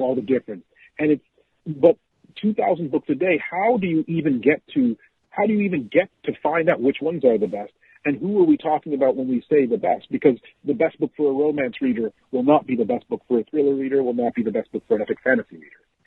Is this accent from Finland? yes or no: no; Zambia; moved away; I grew up in Zambia